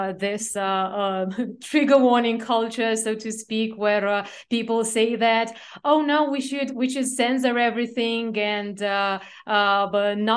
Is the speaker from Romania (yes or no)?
yes; Romania; where I grew up in Romania